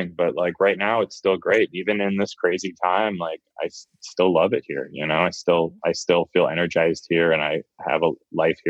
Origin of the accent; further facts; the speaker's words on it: San Diego, California, United States; now in Los Angeles, United States; I was born in Los Angeles, but I was raised in San Diego